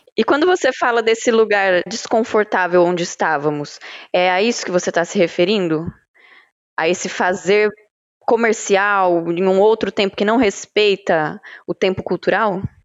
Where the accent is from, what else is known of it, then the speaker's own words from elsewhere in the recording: interior of São Paulo, Brazil; Eu sou caipira, venho do interior de São Paulo, cresci ouvindo moda uhum. de viola